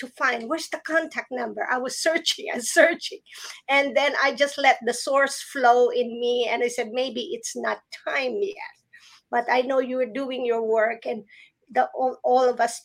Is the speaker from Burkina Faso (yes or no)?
no; Philippines; moved away; I grew up in the Philippines